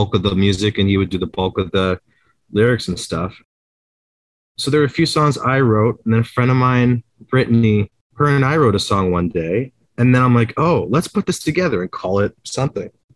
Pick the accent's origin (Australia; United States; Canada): Canada; Brantford, Ontario; also born or lived in Toronto; I loved growing up in Brantford